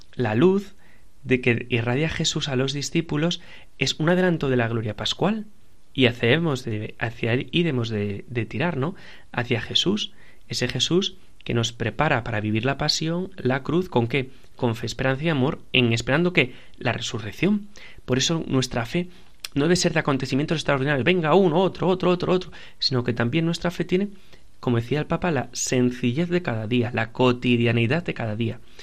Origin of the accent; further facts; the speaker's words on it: Piedras Blancas, Asturias, Spain; de mi pueblo, de donde yo soy de Piedras Blancas